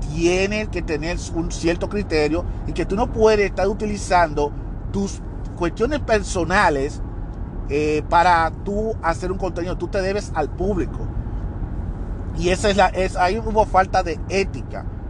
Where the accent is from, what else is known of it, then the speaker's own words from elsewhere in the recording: Dominican Republic; moved away; en mi país, el país que me vio nacer, que es en la República Dominicana